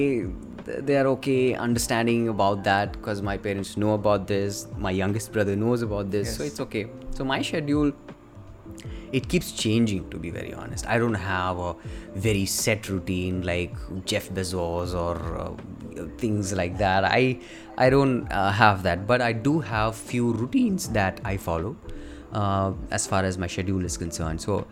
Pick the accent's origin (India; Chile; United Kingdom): India; I live with my parents and you have responsibilities as an Indian kid.